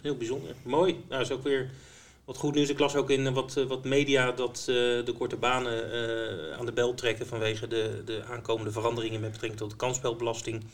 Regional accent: Netherlands; wij eh, Nederlanders

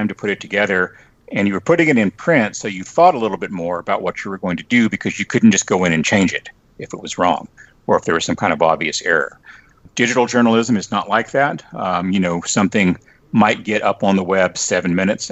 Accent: Lubbock, Texas, United States; moved away; also born or lived in New York; I grew up in Lubbock

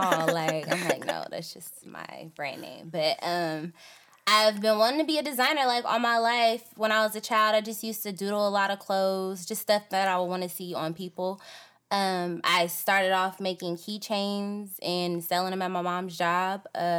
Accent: Antioch, California, United States; also born or lived in Richmond, California; I'm from Richmond, California, but okay. I damn near was raised in Antioch.

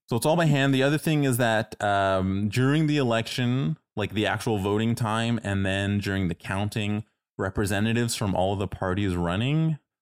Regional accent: Toronto, Ontario, Canada; moved away; I'm originally from Toronto

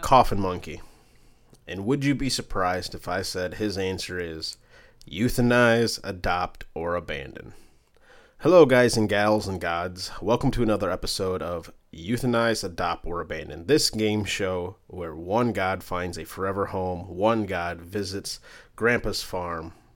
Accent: Michigan, United States; I'm from Michigan

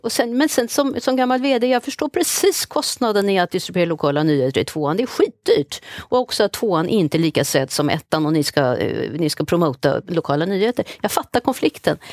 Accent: Sweden; vi som svenskar

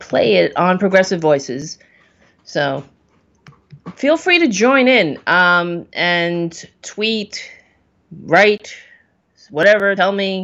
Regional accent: New York City, New York, United States; also born or lived in Queens, New York; I grew up on Staten Island

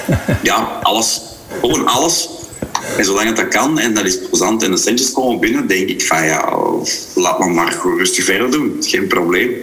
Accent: Grobbendonk, Flanders, Belgium; ben ik een Kempenaar in hart en ziel. En, en eh, zeker een Grobbelonkenaar of een Bouwelaar in hart en ziel.

